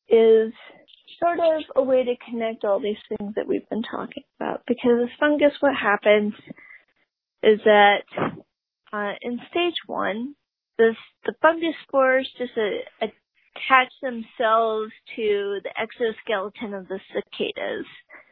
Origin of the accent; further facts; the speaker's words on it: the South, United States; Let's talk about the South. I'm from the South. We have a lot of cicadas. We call them June bugs.